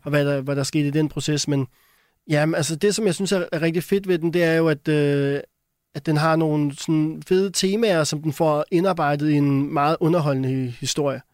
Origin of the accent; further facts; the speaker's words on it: Denmark; jeg er dansker